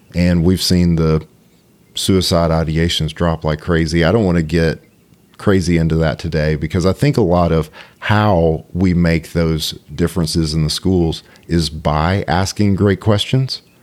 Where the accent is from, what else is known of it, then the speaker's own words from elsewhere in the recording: Cartersville, Georgia, United States; I grew up in Cartersville.